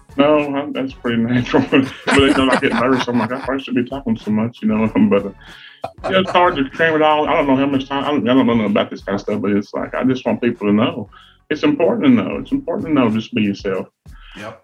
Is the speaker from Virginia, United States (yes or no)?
yes; Grundy, Virginia, United States; I come from Grundy, Virginia. It's a little coal mining town.